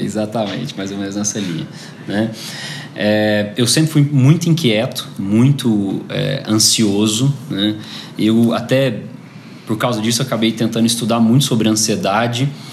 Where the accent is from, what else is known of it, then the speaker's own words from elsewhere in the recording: Goiânia, Goiás, Brazil; Eu nasci em Goiânia em 83